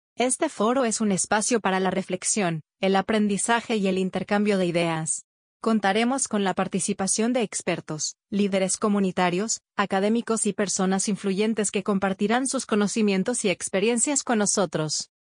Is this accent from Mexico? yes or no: no; Colombia